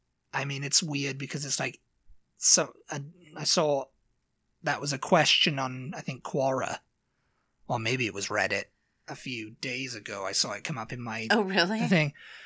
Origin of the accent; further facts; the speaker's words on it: Australia; actually, I'm Australian.